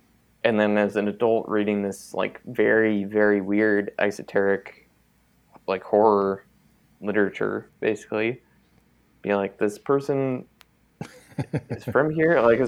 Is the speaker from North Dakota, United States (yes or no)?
no; Auburn, California, United States; the town where I grew up here in California. He's from this small town called Auburn that was much, much smaller when he lived there. Like, literally, like, a leftover gold mining town.